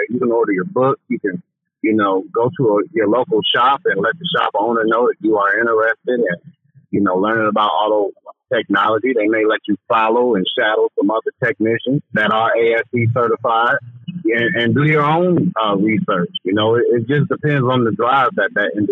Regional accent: Chicago, Illinois, United States; growing up in Chicago on the South Side

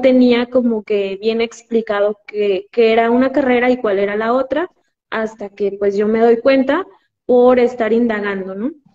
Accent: Ixtlahuacán de los Membrillos, Jalisco, Mexico; soy de Jalisco, de un pueblo que se llama Exclavocando de los Membrillos, está a una hora de, Guadalajara

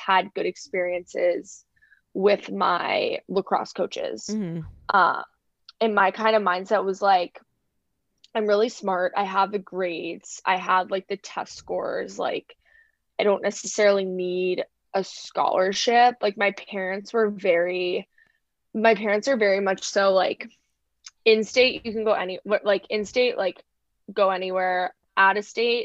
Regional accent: Northern Virginia, United States; I grew up in Northern Virginia on the like Virginia side of DC.

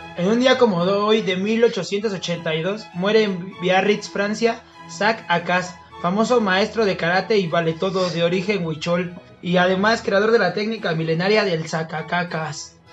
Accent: Mexico; nosotros como mexicanos

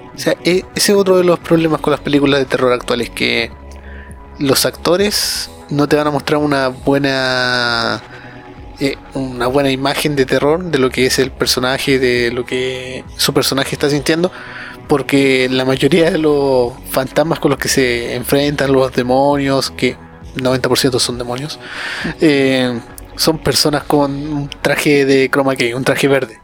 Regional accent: Chile; yo soy chileno

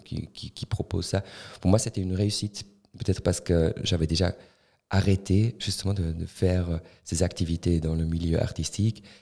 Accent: Tafers, Fribourg, Switzerland; French is a second language; J'ai grandi à Tavel.

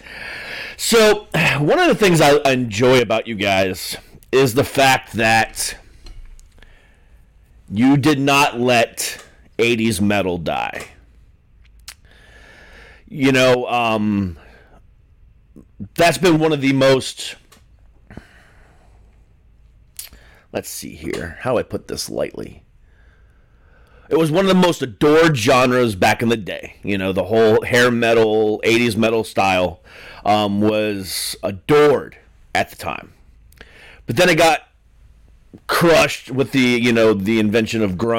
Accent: Ohio, United States; I'm from Ohio

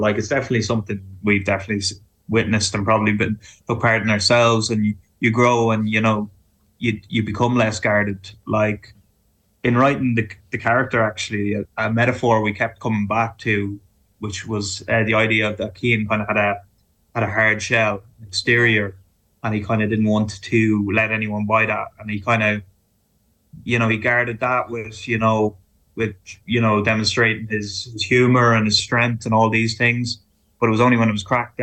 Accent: Ireland; our experience of growing up in Ireland

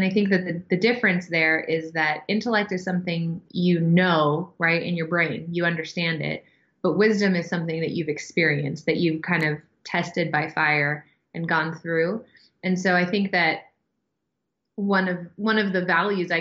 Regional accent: San Diego, California, United States; I was born in San Diego, California, and I'm an only child

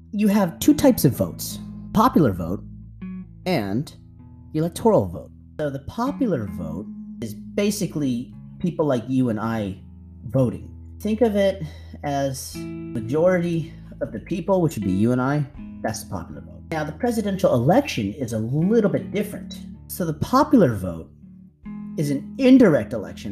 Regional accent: United States; moved away as an adult; now in Thailand; as an American expat living in Thailand

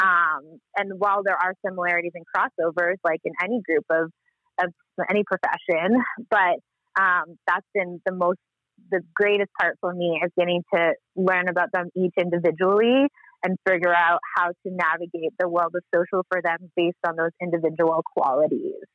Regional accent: Canada; growing up in Canada

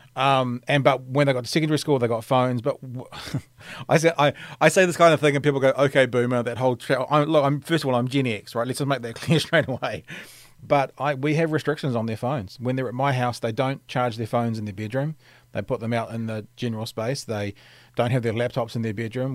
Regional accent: Auckland, New Zealand; I grew up in Auckland

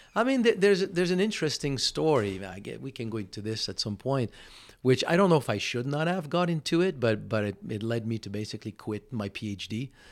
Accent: Montreal, Quebec, Canada; first language French; English is a second language; moved away as an adult; also born or lived in California; now in Austin, United States; I'm living in Montreal.

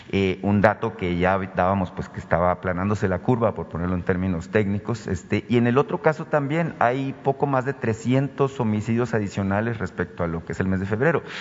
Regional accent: Sonora, Mexico; yo vengo de Sonora, muy en particular, llama la atención el caso de Cajeme, ¿no? Es una ciudad muy pequeña, Cajeme, en el sur de mi estado

